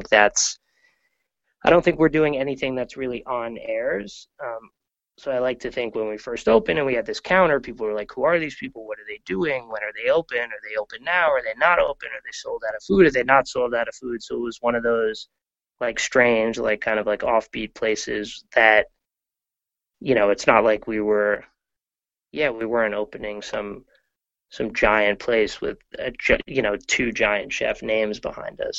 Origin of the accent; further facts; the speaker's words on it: New York, United States; I grew up in New York